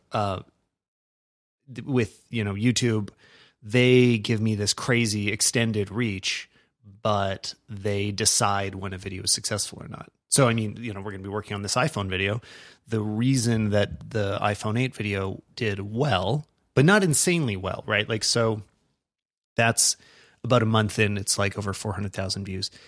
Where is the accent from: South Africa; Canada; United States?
Canada; we're Canadian